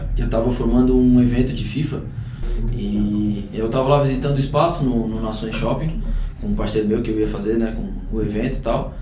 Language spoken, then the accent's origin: Portuguese; Criciúma, Santa Catarina, Brazil; Então cresci também no, no Heriberto Wilson, nesse, nesse ambiente